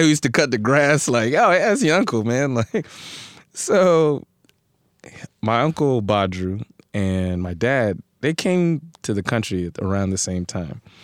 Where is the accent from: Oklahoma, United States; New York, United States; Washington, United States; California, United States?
New York, United States; New York City; also born or lived in Brooklyn; I grew up in Queens, Elmhurst, man, Elmhurst